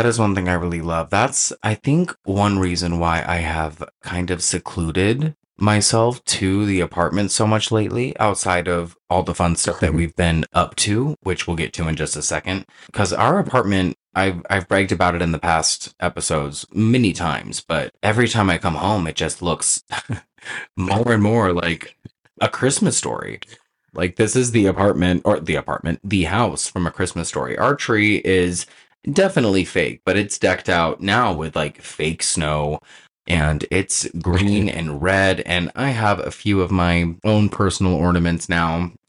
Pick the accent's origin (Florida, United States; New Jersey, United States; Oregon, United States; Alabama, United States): Oregon, United States; moved away as an adult; now in California, United States; I'm from Oregon.